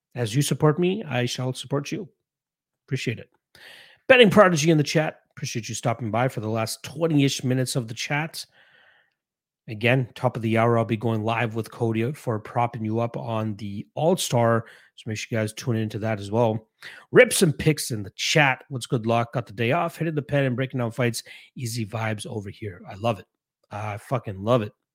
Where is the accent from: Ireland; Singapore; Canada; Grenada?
Canada; as a Canadian